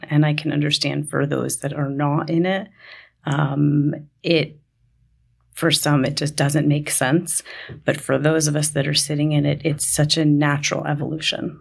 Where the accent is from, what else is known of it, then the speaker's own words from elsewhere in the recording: New York, United States; I grew up in New York